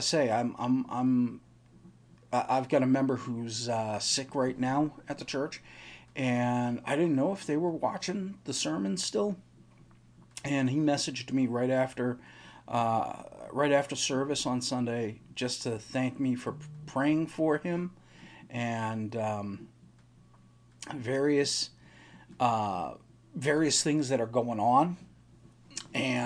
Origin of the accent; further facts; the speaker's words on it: eastern Massachusetts, United States; also born or lived in Boston, Massachusetts / Oxford, Massachusetts; I grew up on the east part of Massachusetts